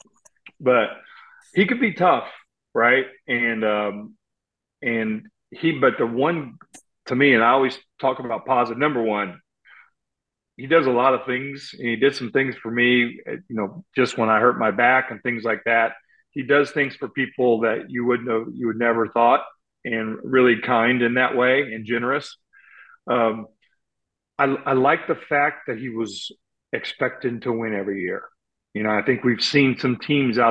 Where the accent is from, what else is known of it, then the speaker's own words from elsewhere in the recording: Indiana, United States; moved away as an adult; I'm from Indiana, I'm from a small town